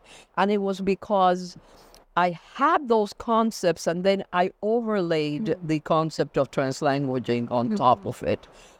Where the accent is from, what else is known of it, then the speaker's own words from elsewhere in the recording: New York City, New York, United States; also born or lived in Cuba; I was born in Cuba and came to the United States, to New York City with my family at the age of 11. So I grew up in a bilingual community. I grew up in a bilingual home.